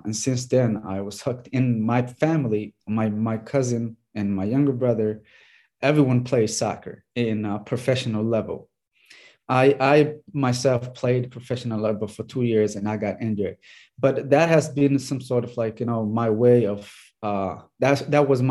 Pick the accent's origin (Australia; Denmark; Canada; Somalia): Somalia; moved away as an adult; now in United States; I grew up in Somalia so that's where I started playing.